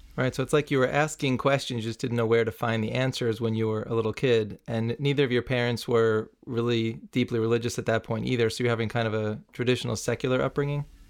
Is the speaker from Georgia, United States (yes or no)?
no; New City, New York, United States; where I grew up in New City, New York.